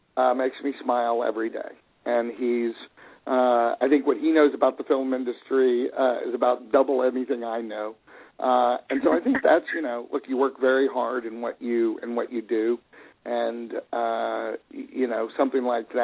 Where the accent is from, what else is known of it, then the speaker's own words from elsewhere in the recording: Texas, United States; moved away; I'm from Texas